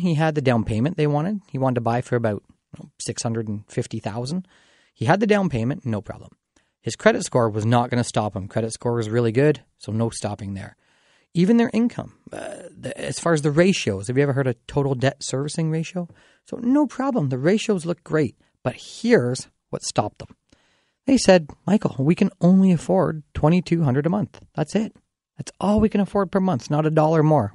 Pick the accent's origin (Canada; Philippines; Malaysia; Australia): Canada; Dorchester, Ontario; my hometown of Dorchester